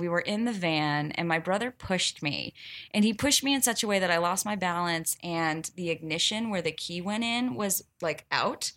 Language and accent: English; the South, United States; I'm from the South